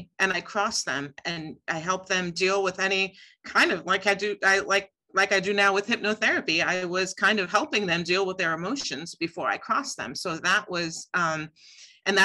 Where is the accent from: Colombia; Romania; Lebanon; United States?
United States; Seymour, Connecticut; I grew up in Seymour, Connecticut